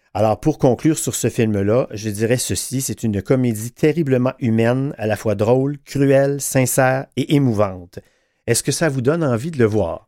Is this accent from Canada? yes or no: yes; Quebec, Canada; chez nous au Québec